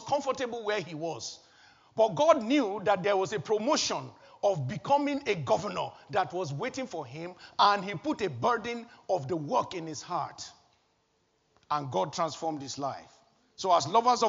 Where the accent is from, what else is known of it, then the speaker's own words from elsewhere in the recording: Nigeria; moved away as an adult; also born or lived in Wolverhampton; now in United Kingdom; churches that I knew from my home country, Nigeria